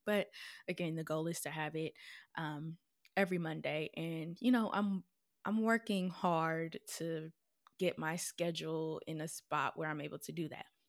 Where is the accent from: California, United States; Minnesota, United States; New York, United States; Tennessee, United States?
Minnesota, United States; moved away as an adult; also born or lived in Florida / South Carolina / Missouri; now in Detroit, United States; I was born and raised in Minnesota.